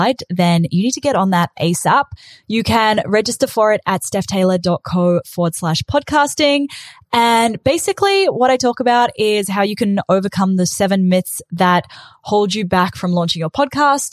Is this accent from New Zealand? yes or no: yes; New Zealand; accent: Kiwi; moved away as an adult; also born or lived in South Africa / South Island, New Zealand; now in Australia; when I was 8, my family moved from South Africa to New Zealand, and I was bullied for being the kid with the weird accent. And then when I was 18, I moved to the South Island of New Zealand for uni